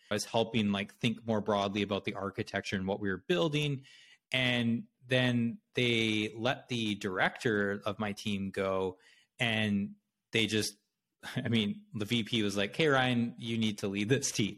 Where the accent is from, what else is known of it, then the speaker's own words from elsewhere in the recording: Brandon, Manitoba, Canada; now in United States; I grew up in Canada in a small city in Manitoba called Brandon